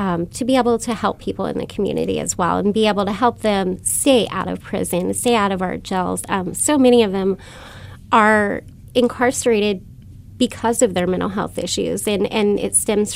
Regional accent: United States; I grew up in Hawking County, a very impoverished area.

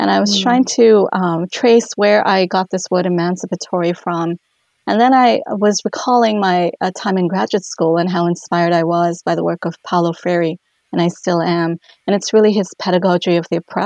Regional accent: India; moved away as an adult; now in Duluth, United States; I'm originally from India

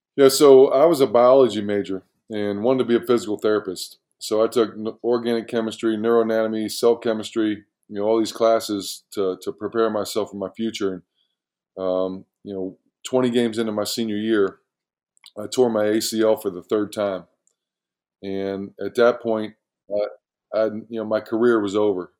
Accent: Magnolia, Ohio, United States; I grew, I grew up in uh, Magnolia, Ohio

